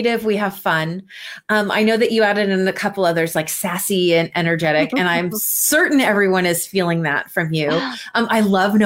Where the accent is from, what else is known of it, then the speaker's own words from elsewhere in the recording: California, United States; also born or lived in Minnesota; now in Seattle, United States; I was born in Minnesota, raised in California, and I've lived here in the Seattle area for almost 20 years now.